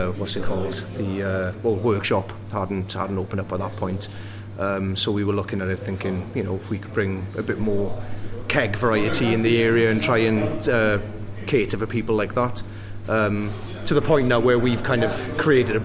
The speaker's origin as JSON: {"language": "English", "region": "Wales", "country": "United Kingdom", "moved": "yes", "lives_now": "Sheffield, United Kingdom", "said": "I can't be that Welsh, and I'm like, yeah, I am"}